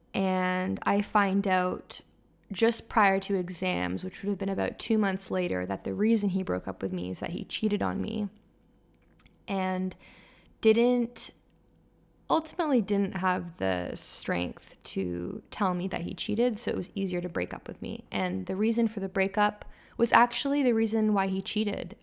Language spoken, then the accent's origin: English; Toronto, Ontario, Canada; moved away as an adult; also born or lived in Montreal; I was studying in Montreal, and I'm from Toronto, so everyone kind of comes back to their hometown for the holidays